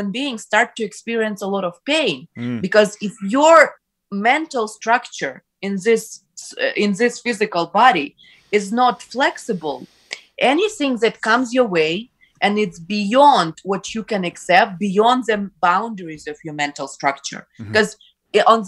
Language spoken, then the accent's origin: English; Ukraine; first language Ukrainian; English is a second language; now in Canada; I grew up in the Ukrainian-speaking environment